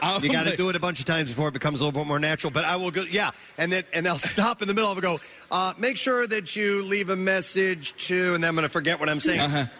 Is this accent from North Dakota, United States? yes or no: no; St. Louis, Missouri, United States; moved away; I'm from St. Louis, so I know that area.